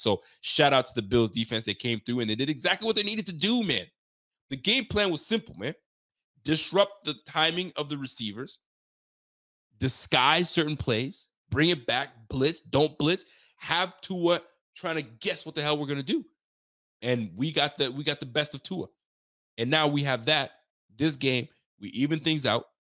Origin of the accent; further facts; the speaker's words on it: Canada; also born or lived in Haiti; I'm Canadian